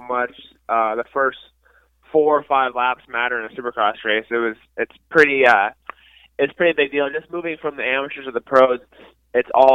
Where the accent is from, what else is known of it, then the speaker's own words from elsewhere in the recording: Illinois, United States; I grew up racing in Illinois